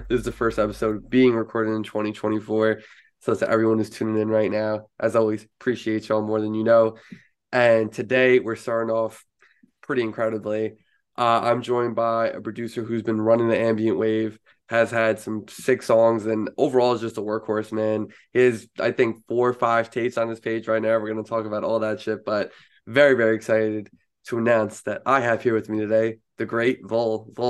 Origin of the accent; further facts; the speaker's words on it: United States; now in New York, United States; at least for me as an American down here in New York